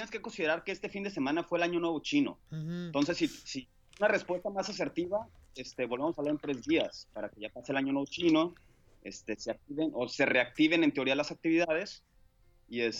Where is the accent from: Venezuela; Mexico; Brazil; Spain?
Mexico; Culiacán, Sinaloa; moved away as an adult; also born or lived in Zapopan / Juchipila / Monterrey; now in China; Sí, nací en Zapopan, ¿verdad? Pero digo, si quieres te platico mi historia. Me fui a los dos años a Juchipila, Zacatecas, y luego a Culiacán, Sinaloa a los seis años, y luego a Monterrey, Nuevo León a los 17